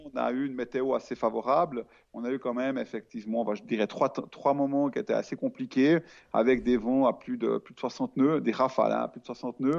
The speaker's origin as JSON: {"language": "French", "country": "Switzerland", "said": "je suis suisse"}